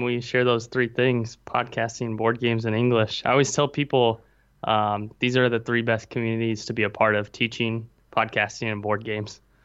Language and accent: English; Nebraska, United States; moved away as an adult; now in Taipei, Taiwan; I'm actually in Taipei, Taiwan, and I am from Nebraska.